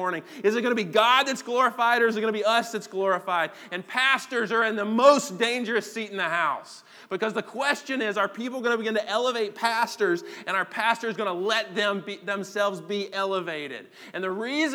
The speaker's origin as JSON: {"language": "English", "country": "United States", "said": "as an American Christian"}